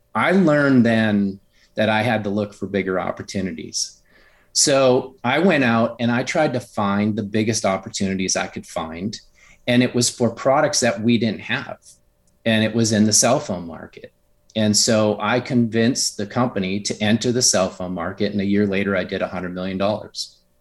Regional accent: Upper Michigan, United States; I grew up in a really rural area in Upper Michigan

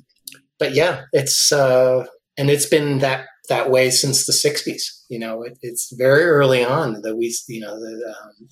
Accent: New Jersey, United States; moved away as an adult; now in New York, United States; I grew up in New Jersey

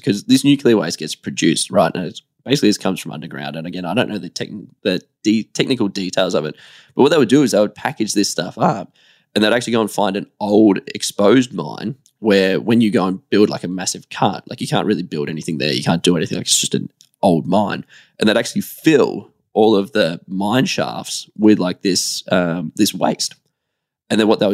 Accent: Australia; as an Australian business owner

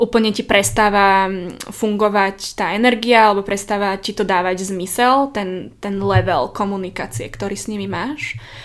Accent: Slovakia; zo Slovenska sme

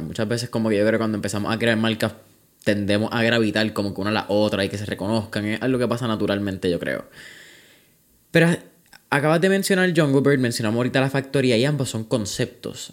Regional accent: Puerto Rico; Puerto Rico

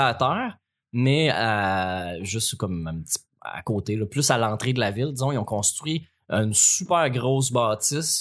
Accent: L'Assomption, Quebec, Canada; je viens de l'Assomption

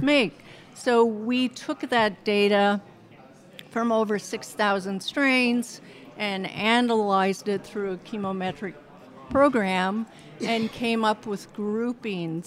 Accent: Montana, United States; moved away as an adult; also born or lived in Berkeley / Boulder / Las Vegas; I grew up on a ranch in Montana

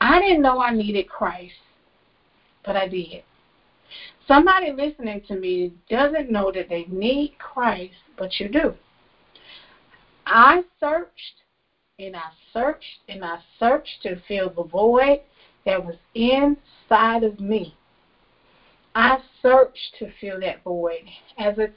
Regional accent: Florida, United States; I moved to another city in the same state, in the state of Florida

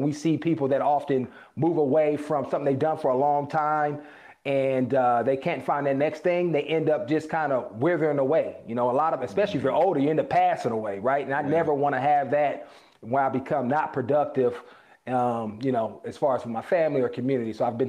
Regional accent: Oakland, California, United States; You know, I grew up in Oakland, California, single parent, and my dad wasn't around in the traditional sense.

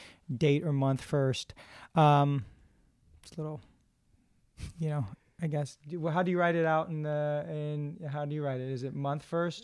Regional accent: New York, United States; I'm a New Yorker, so hopefully I'm not talking too fast.

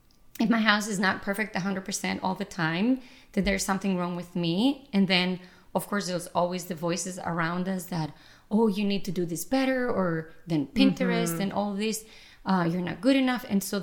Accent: Greece; moved away; I was the youngest one of 6 kids. We were raised in Greece in a very tiny space because that's how it is usually in Europe.

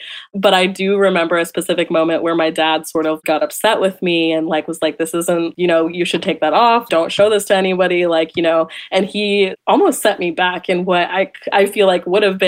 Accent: Sacramento, California, United States; I grew up in Sacramento, California.

